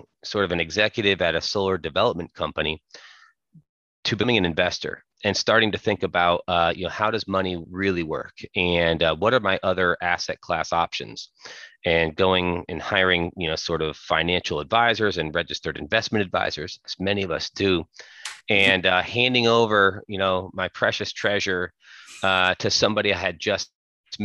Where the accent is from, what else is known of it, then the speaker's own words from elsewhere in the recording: Connecticut, United States; I'm from Connecticut and born and raised